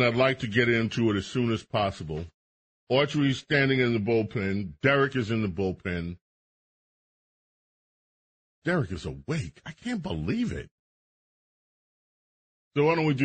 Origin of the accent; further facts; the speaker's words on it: United States; I'm American